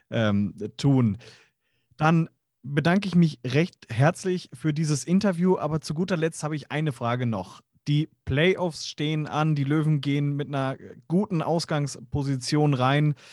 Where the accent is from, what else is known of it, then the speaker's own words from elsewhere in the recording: Straubing, Bavaria, Germany; nichts gegen Straubing, meine Heimatstadt. Da kommen ganz, ganz viele. Da kommt allein meine halbe Familie.